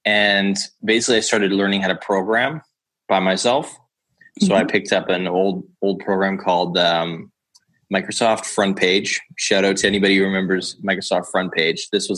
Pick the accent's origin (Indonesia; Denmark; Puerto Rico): Denmark; Copenhagen, Capital Region of Denmark; And I was like, no, I'm from Copenhagen.